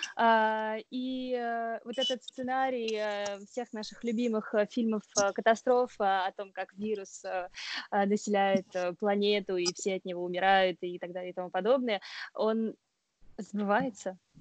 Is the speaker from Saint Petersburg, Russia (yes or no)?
no; Oryol Oblast, Russia; now in Strasbourg, France; я, например, из Орловской области